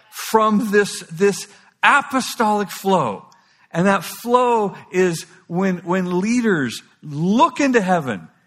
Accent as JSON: {"language": "English", "town": "Kauai", "region": "Hawaii", "country": "United States", "tie": "born or raised there", "said": "It's like I was raised on Kauai. You know, it's the most beautiful place in the world."}